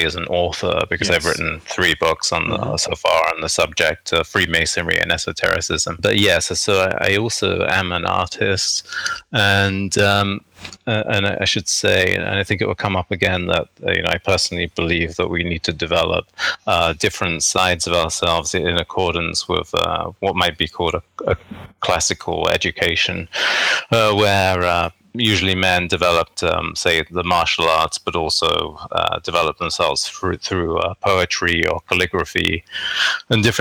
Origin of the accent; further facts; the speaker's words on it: London, United Kingdom; moved away as an adult; also born or lived in Canada; now in New York, United States; originally I was born in, and I grew up in England, actually, in the southeast of London. And then I came to New York when I was in my early 20s.